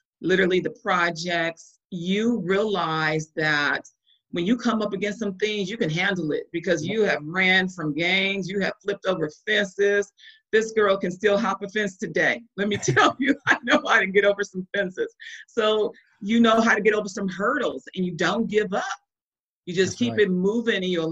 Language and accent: English; Compton, California, United States; So I'm born and raised in Compton, California. I'm a West Coast girl